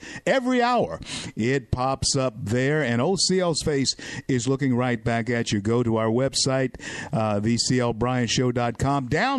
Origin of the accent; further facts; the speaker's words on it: Louisiana, United States; And all of you know that I'm from the great state of Louisiana, very proud to be born and bred in Louisiana. My roots run deep into the soil.